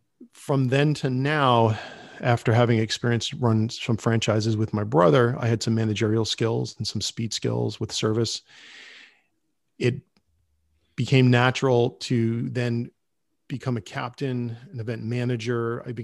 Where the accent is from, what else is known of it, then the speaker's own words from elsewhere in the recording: Rhode Island, United States; now in New York, United States; When I first moved to New York, I had a job and I had gotten laid off. And being in New York, I'm from Rhode Island. I did not want to go back to Rhode Island.